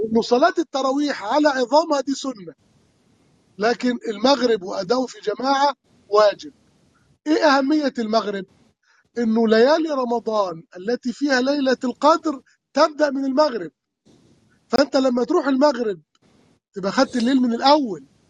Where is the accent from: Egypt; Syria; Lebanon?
Egypt; Upper Egypt; moved away; كان يكون موسم حصاد القمح عندنا في الصعيد